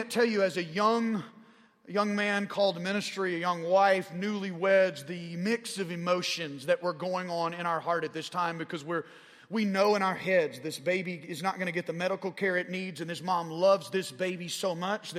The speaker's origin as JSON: {"language": "English", "region": "Arkansas", "country": "United States", "accent": "southern drawl", "said": "I'm a redneck from Arkansas"}